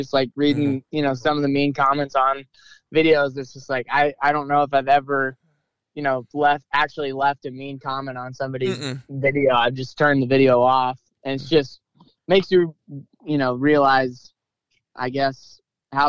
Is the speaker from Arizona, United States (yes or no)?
no; Northeast Missouri, United States; I still live here. I go to college where I grew up. So, I've been born and raised in Northeast Missouri.